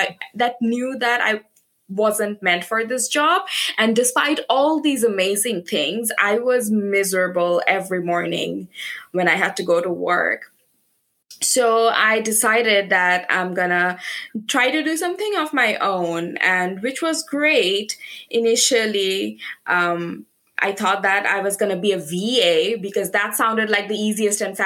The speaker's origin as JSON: {"language": "English", "country": "Bangladesh", "moved": "yes", "lives_now": "United Kingdom", "said": "I am originally from Bangladesh"}